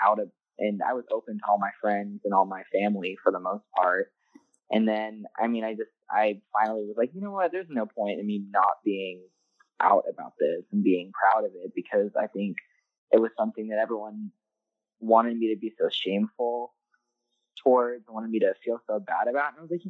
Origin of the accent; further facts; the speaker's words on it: Atlanta, Georgia, United States; I've always lived in Atlanta all my life. I'm from Atlanta